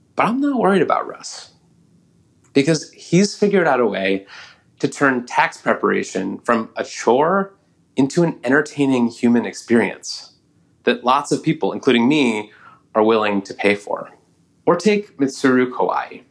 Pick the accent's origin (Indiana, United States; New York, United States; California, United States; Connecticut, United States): California, United States; Oakland; my hometown of Oakland, California